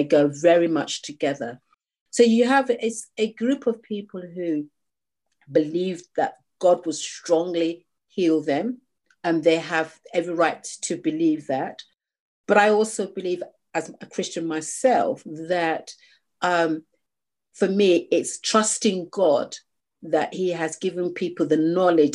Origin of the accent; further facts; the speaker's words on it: United Kingdom; I'm a British Nigerian. I was born here